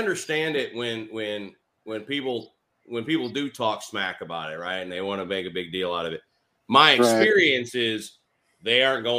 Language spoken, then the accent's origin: English; St. Louis, Missouri, United States; now in West Palm Beach, United States; St. Louis, my hometown